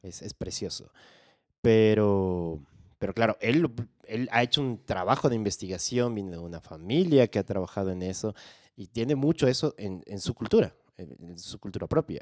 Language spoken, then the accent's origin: Spanish; Quito, Pichincha, Ecuador; nací en Quito, estudié en colegio militar.